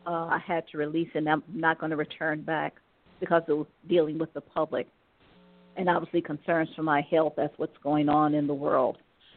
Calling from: Cleveland, Ohio, United States; I'm calling from Ohio, Cleveland

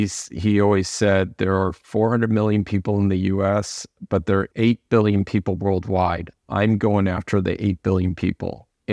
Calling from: Los Angeles, California, United States; Los Angeles, California.

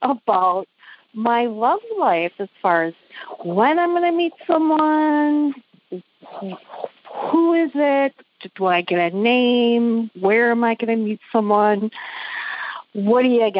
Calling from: Wisconsin, United States; I'm calling from Wisconsin tonight.

